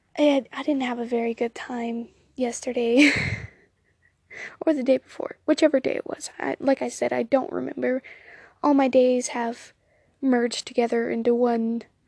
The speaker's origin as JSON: {"language": "English", "region": "Southern United States", "country": "United States", "accent": "Southern, country twang", "said": "if you couldn't tell by the way I say y'all, I am in fact Southern."}